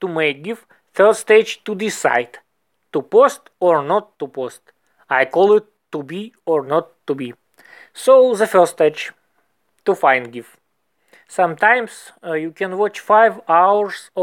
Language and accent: English; Moscow, Russia; English is a second language; I'm from Moscow